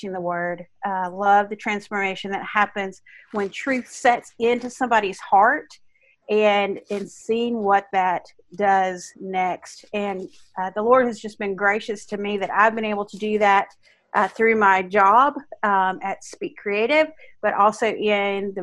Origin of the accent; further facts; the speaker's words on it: Arkansas, United States; I'm from Arkansas.